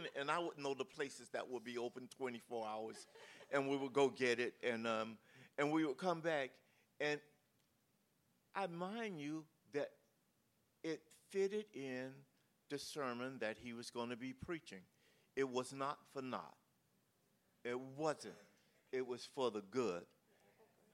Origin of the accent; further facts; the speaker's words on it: South Florida, United States; I'm from South Florida, and I was raised in a predominantly black neighborhood